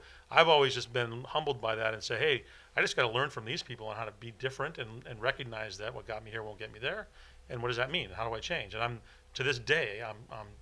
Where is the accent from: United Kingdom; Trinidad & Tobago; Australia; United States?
United States; Silicon Valley, California; growing up in the Silicon Valley where some of the greatest companies in the world, you know, were born. And certainly as a young person growing up and seeing all the companies that were there